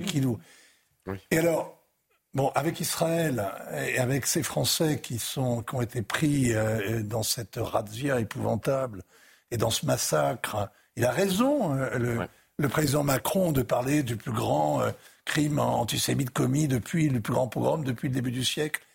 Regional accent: France; en tant que Français

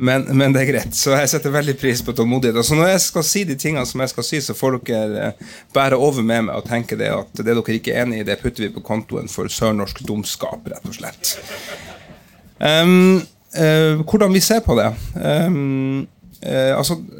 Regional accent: Lakselv, Finnmark, Norway; moved away; Og sprang i gata mine der hvor jeg hadde vokst opp

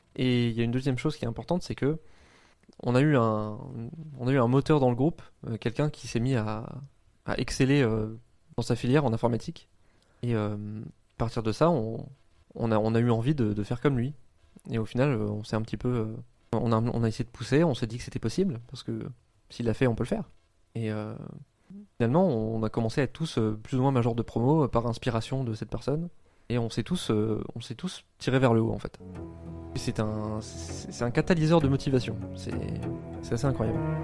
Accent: around Compiègne, Oise, Hauts-de-France, France; moved away as an adult; also born or lived in Lille; j'ai grandi euh, autour de Compiègne, qui est euh, une, ville dans l'Oise

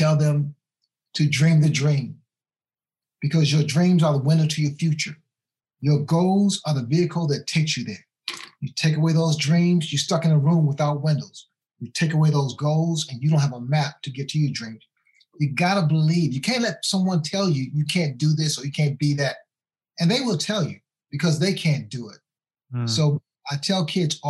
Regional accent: Washington, District of Columbia, United States; also born or lived in Wilmington, North Carolina; I was born in Wilmington, North Carolina. And because of the income shortage, my father and my mom moved to Washington, D.C. So I went there when I was, 3 years old

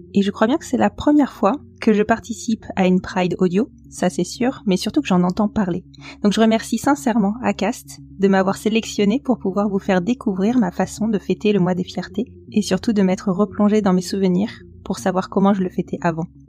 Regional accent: Bordeaux, Nouvelle-Aquitaine, France; J'ai grandi sur Bordeaux, qui pourtant est une grande ville

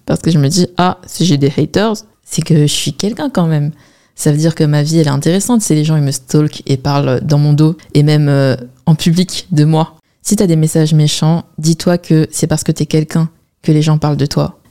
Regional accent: China; Je suis chinoise

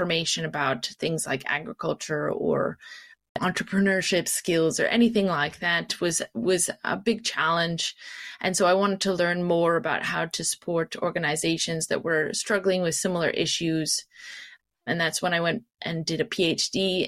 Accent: Canada; moved away as an adult; also born or lived in Kitchener-Waterloo, Ontario / Nova Scotia / Montreal, Quebec / Morocco; now in London, United Kingdom; I am originally from Canada. I grew up in Kitchener-Waterloo and then in Nova Scotia

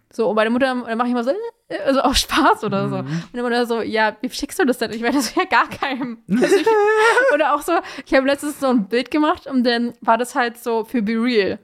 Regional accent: Germany; ja, Germany

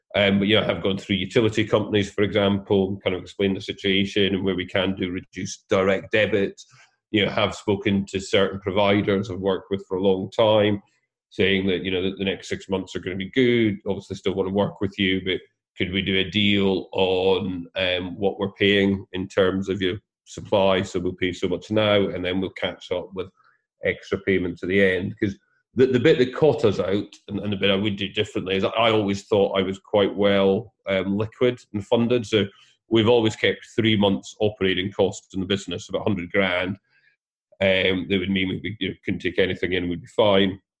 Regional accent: Scotland, United Kingdom; I'm Scottish

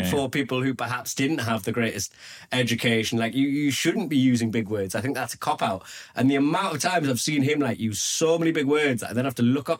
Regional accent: Newcastle upon Tyne, North East England, United Kingdom; accent: Geordie; I'm from Newcastle.

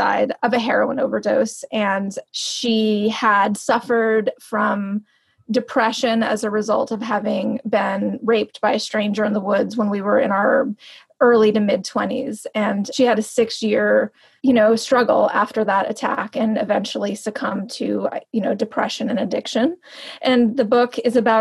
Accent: New York, United States; moved away as an adult; also born or lived in Los Angeles / West Virginia; a person who grew up in New York and then lived in Los Angeles.

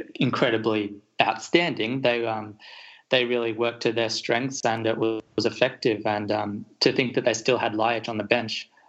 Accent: Australia; as an Australian

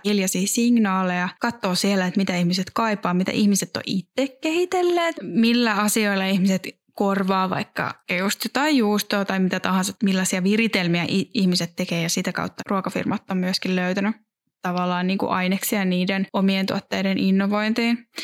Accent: Järvenpää, Uusimaa, Finland; Järvenpäällä, joka on mun, mun, missä mä oon syntynyt ja kasvanut

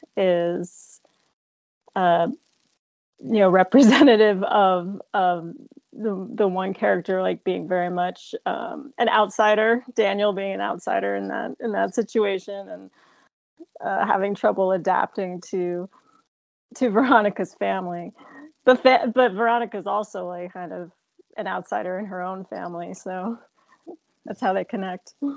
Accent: New Jersey, United States; I uh, grew up in New Jersey, um, but very close to New York City

